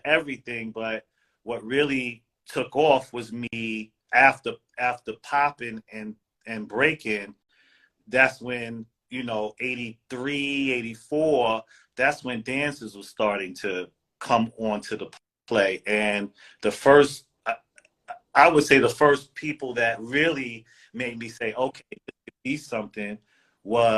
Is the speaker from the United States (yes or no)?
yes; New York City, New York, United States; I grew up in Southside Jamaica, Queens